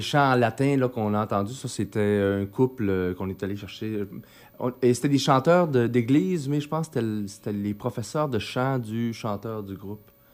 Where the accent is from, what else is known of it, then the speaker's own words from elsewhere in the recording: Chicoutimi, Quebec, Canada; moved away; also born or lived in Mexico; je suis originaire de Chicoutimi. Euh, puis suis j'ai resté là jusqu'en 89